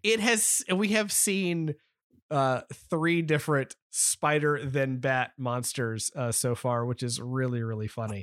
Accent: United States; as an American

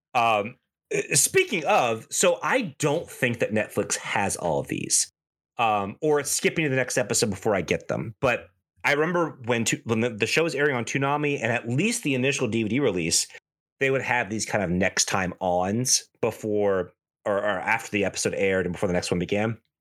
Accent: United States; especially as an American viewer

